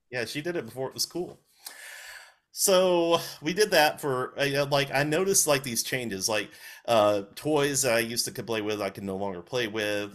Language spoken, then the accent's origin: English; Walker County, Alabama, United States; also born or lived in England; when I was ten months old, we moved back to Alabama, uh, for good